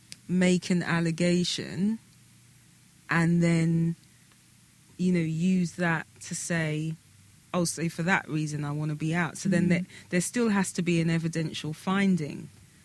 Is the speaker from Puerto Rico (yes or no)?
no; London, United Kingdom; Hi, we're We're from London.